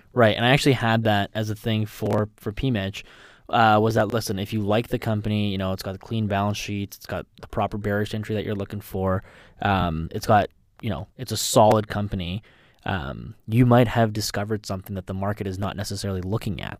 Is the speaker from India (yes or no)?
no; Canada; as a Canadian